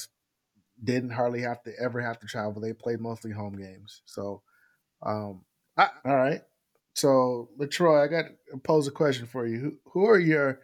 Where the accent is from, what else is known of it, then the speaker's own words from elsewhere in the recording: San Diego, California, United States; my hometown team is the San Diego Padres